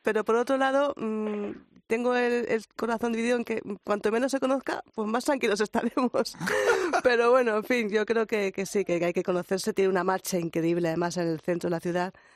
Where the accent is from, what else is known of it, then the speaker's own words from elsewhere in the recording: Community of Madrid, Spain; now in Almería, Spain; los madrileños nos echaban de todos sitios